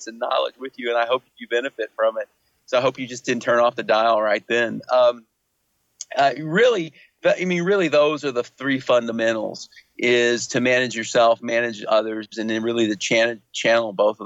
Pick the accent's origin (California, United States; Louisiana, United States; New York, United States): Louisiana, United States; I'm from Louisiana